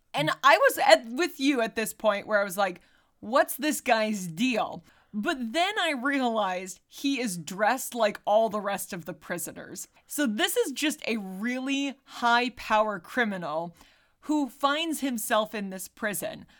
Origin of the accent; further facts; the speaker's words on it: United States; I'm an American